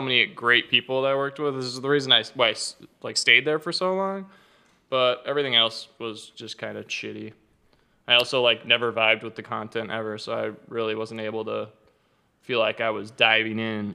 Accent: Arizona, United States; moved away; also born or lived in Southern California; growing up in Arizona

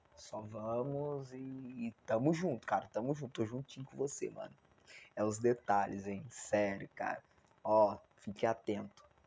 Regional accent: Barra Mansa, Rio de Janeiro, Brazil; Eu moro em Barra Mansa, né, estado do Rio de Janeiro, né, sou fluminense

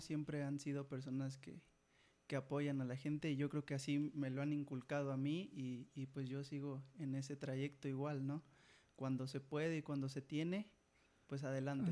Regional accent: Jilotepec, Veracruz, Mexico; tengo 27 años y soy de Gilotepec.

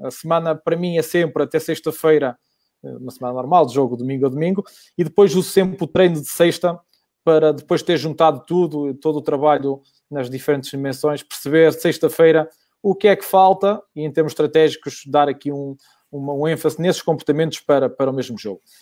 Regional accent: Vila Pouca de Aguiar, Norte, Portugal; recordo-me que eu estou em Vila Real, sou de Vila Real, sou de, de Vila Pouca

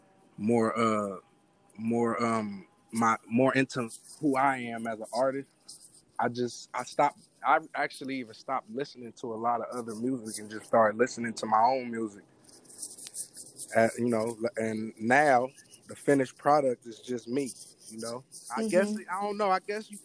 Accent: San Francisco, California, United States; I'm from the Bay Area, San Francisco to be exact

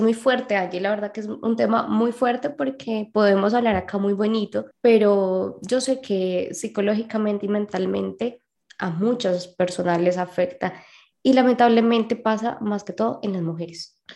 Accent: Colombia; de Colombia

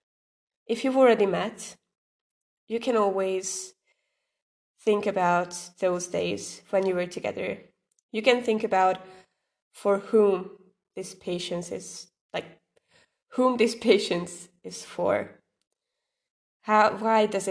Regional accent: Hungary; I am from Hungary

